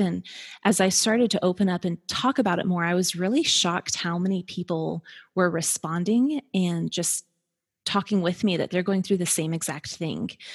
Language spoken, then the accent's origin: English; Colorado, United States; moved away as an adult; now in Atlanta, United States; we moved from Colorado, it's kind of where we met, where we grew up